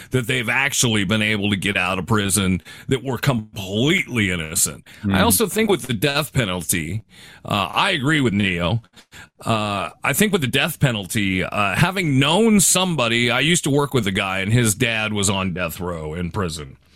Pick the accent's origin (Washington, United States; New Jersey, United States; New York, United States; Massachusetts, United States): Washington, United States; Seattle; growing up in Seattle